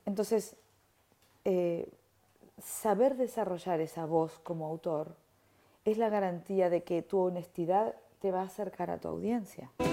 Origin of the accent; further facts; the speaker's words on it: Argentina; moved away; soy argentina